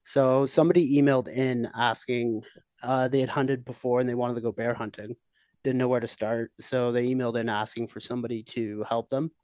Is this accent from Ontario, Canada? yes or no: yes; just outside Toronto, Ontario, Canada; moved away as an adult; now in Kelowna, Canada; I'm originally from Ontario. I lived just outside Toronto my whole life.